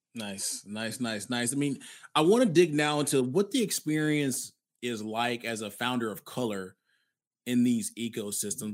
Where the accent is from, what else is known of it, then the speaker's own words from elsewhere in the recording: Alabama, United States; I'm originally from Alabama